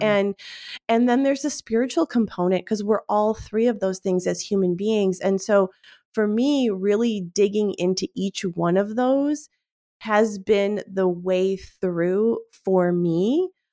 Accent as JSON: {"language": "English", "town": "Cleveland", "region": "Ohio", "country": "United States", "tie": "born or raised there", "said": "we grew up in Cleveland, Ohio, like, yes, Cleveland, Ohio"}